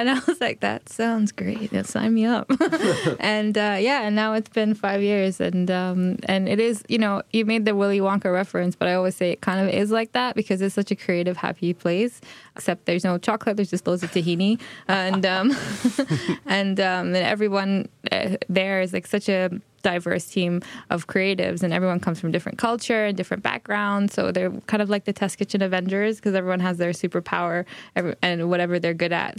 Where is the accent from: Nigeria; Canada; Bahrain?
Bahrain; moved away; I come from Bahrain. I grew up in Bahrain